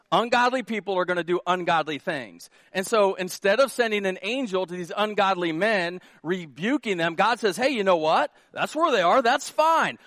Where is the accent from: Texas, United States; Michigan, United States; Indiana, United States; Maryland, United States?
Indiana, United States; Indianapolis; now in Carroll, United States; I'm from Indianapolis